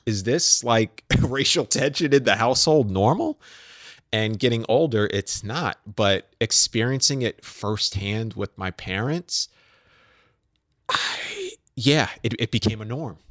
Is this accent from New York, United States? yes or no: yes; New York City, New York, United States; I'm growing up in New York City